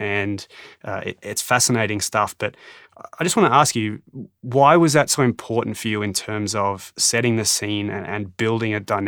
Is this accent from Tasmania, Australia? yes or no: no; Canberra, Australian Capital Territory, Australia; I was born in Canberra